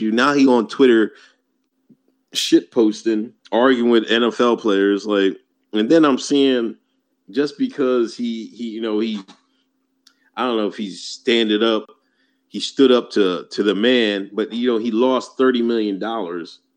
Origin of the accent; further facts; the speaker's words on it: Northeast, United States; I come from the Northeast.